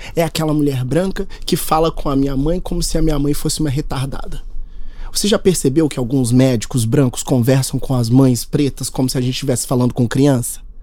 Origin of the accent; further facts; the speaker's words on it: Minas Gerais, Brazil; A gente é mineiro